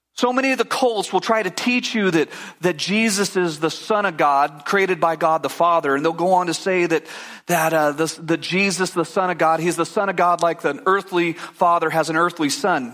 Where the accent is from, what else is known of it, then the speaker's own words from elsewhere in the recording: United States; I grew up in America